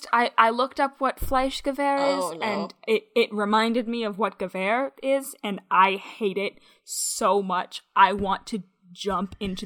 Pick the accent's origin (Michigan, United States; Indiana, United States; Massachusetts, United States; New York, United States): Michigan, United States; I'm from Michigan.